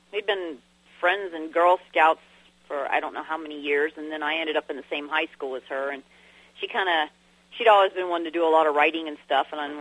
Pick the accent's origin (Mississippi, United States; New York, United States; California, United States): California, United States; San Diego; moved away as an adult; also born or lived in Arkansas; now in Kentucky, United States; I was born in San Diego, California